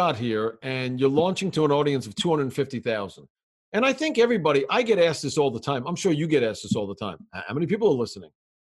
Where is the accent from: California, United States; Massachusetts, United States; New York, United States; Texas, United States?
New York, United States; I grew up as a fan, more traditionally as a New Yorker, of the Islanders, the Nets, the Yankees, and the Giants.